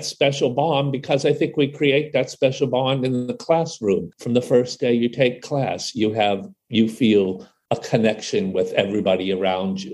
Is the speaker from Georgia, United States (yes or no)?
no; Ohio, United States; I grew up in farmland, Ohio.